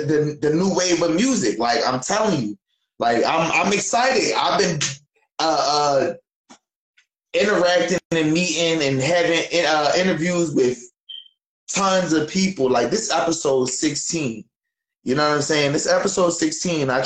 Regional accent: Philadelphia, Pennsylvania, United States; I'm from Philly

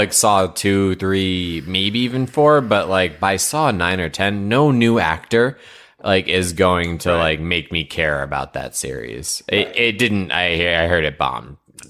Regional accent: Northeast, United States; Yeah, I grew up in the Northeast, so lots of wooded areas.

